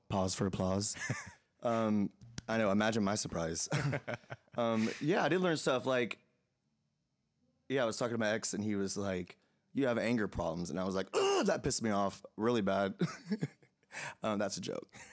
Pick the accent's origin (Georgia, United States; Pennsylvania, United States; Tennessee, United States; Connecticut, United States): Georgia, United States; Atlanta; moved away as an adult; also born or lived in Los Angeles / New York; now in Nashville, United States; Atlanta, Atlanta, which is my hometown